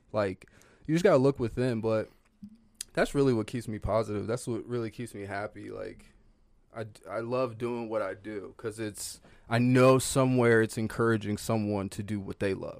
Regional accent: the South, United States; I'm from the South

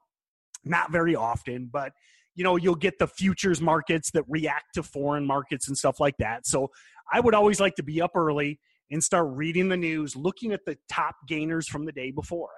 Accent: United States

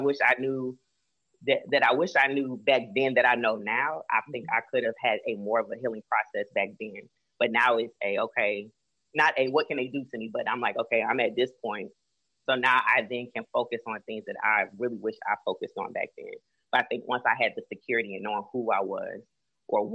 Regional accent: Florida, United States; I was raised in Florida, my mom, my family's from Cleveland, Ohio

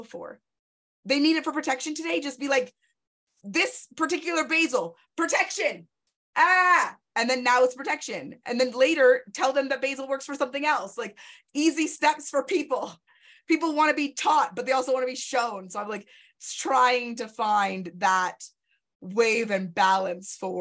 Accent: Canada

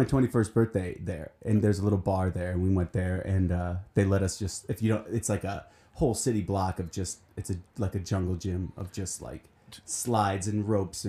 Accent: Pevely, Missouri, United States; moved away; I grew up in Peavely, Missouri.

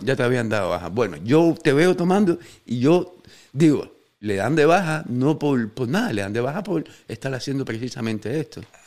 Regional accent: Cuba; los fans cubanos

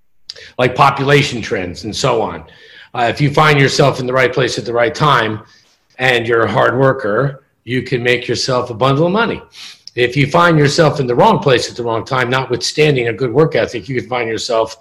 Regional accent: New Jersey, United States; moved away as an adult; also born or lived in New York area; now in Miami, United States; I'm originally from the Garden State of New Jersey

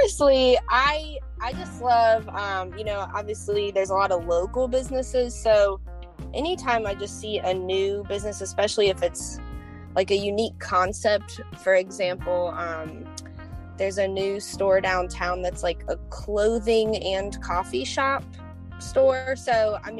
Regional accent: Chesapeake, Virginia, United States; now in Norfolk, United States; I grew up in Chesapeake, but I live in Norfolk and I have for about 8 years now

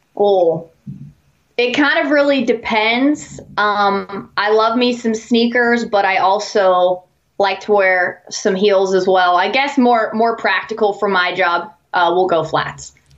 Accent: New Manchester, West Virginia, United States; I'm from a little town called New Manchester, uh, West okay. Virginia. It's in Hancock County

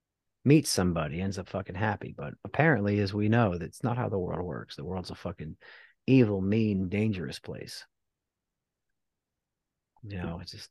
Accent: New Jersey, United States; now in Texas, United States; We're not good here in Texas. My home state, New Jersey's up there, baby.

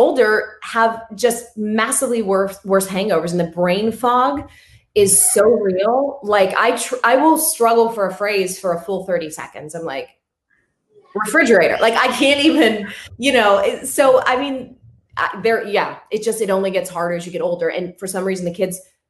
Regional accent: Pittsburgh, Pennsylvania, United States; I'm from Pittsburgh

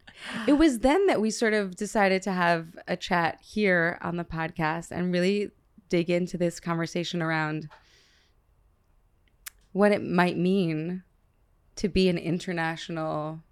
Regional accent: Long Island, New York, United States; first language Hebrew; Also, I was raised on Long Island

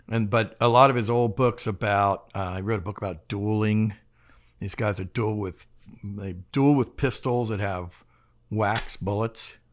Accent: Mérida, Yucatán, Mexico; born there; I was born in Mexico, um, in the city of Mérida, um, inside the American consulate, because my dad wanted me to be on American soil

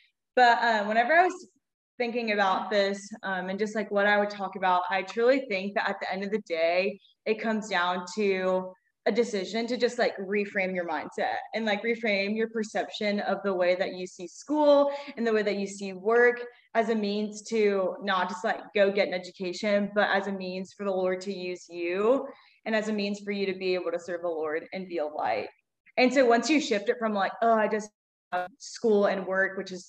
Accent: Baton Rouge, Louisiana, United States; I am obviously a twin. We're both from Baton Rouge, born and raised

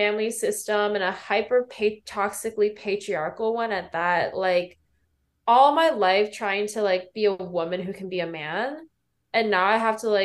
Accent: State College, Pennsylvania, United States; I grew up in State College, Pennsylvania

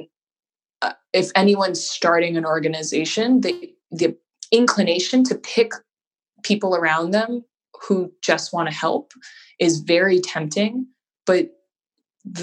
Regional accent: Hawaii, United States; now in Boston, United States; I am originally from Hawaii and I live in Boston now.

